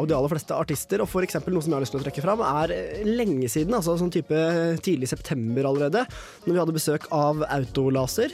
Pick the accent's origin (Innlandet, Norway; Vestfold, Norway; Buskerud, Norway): Innlandet, Norway; Kongsvinger; moved away; drar jeg hjem til Kongsvinger, der jeg er fra